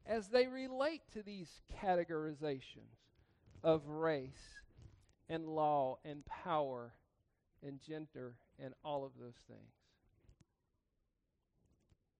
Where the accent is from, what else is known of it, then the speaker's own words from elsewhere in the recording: Georgia, United States; I grew up in Georgia.